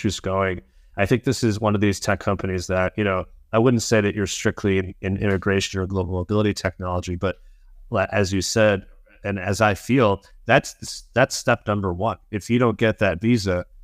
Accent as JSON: {"language": "English", "country": "United States", "said": "I'm American"}